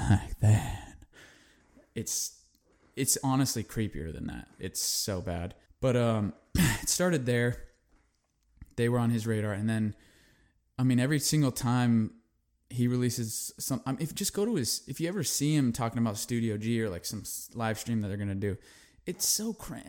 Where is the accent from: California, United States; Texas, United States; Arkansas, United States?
California, United States; a kid that grew up in California, very, I'm a city kid